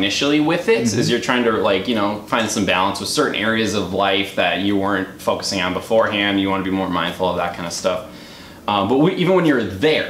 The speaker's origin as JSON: {"language": "English", "town": "Waukesha", "region": "Wisconsin", "country": "United States", "tie": "born or raised there", "also_born_or_lived": "Milwaukee, Wisconsin", "said": "I grew up in Waukesha, little kid in Waukesha, very conservative city in Wisconsin"}